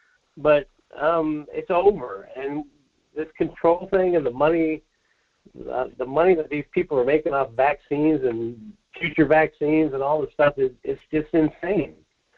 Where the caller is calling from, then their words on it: Soldotna, Alaska, United States; Hey, this is … from Soldotna.